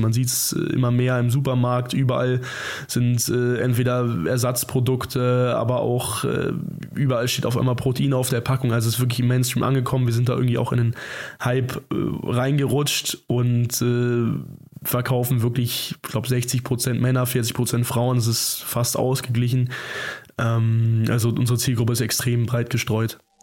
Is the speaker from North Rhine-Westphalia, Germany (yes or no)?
no; Zorneding, Bavaria, Germany; Wir kommen aus Zorning, das ist ungefähr 20 Kilometer südöstlich von München